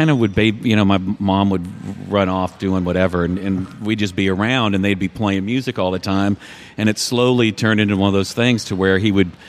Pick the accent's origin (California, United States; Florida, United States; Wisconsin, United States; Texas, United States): Texas, United States; San Antonio; I was born in San Antonio